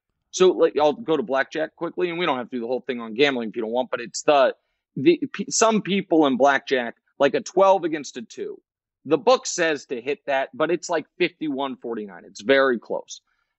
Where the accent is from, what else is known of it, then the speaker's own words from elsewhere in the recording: Kansas City, United States; and I'm from Kansas City. I'm a Chiefs fan.